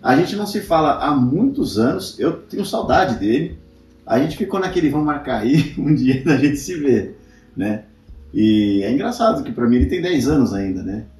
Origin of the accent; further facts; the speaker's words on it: São Paulo, Brazil; also born or lived in Guarulhos; Então eu morava na bem extremo zona norte, estudava em Santana, que é longe, depois eu fui morar em Guarulhos, agora eu tô aqui na zona oeste